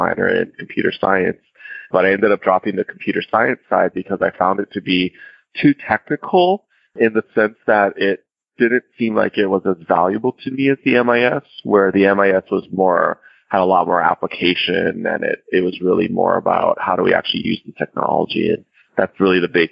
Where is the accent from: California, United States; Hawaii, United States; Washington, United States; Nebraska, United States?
Hawaii, United States; born or raised there